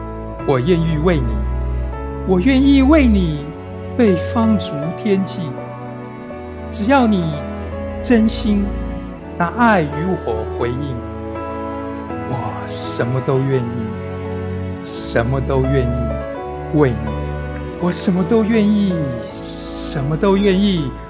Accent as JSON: {"language": "Chinese", "region": "Lienchiang County", "country": "Taiwan", "said": "酒糟我们都是从娘家搬来的啊，因为马祖人自己会酿酒糟，你知道，马祖人就是自己"}